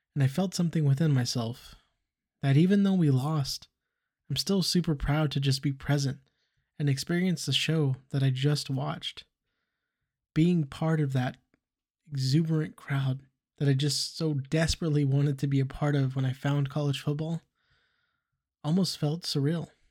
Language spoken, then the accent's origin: English; Fresno, California, United States; growing up in Fresno, California